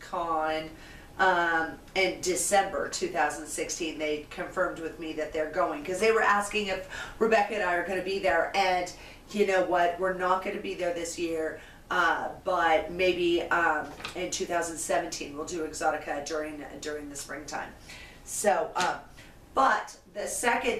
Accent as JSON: {"language": "English", "region": "West Coast", "country": "United States", "said": "I'm from West Coast"}